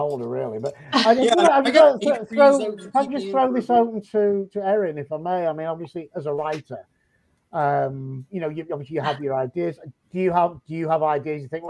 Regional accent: Yorkshire and the Humber, United Kingdom; moved away; I'm a Yorkshireman

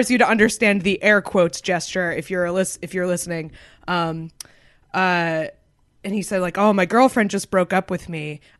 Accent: Concord, New Hampshire, United States; Concord, New Hampshire.

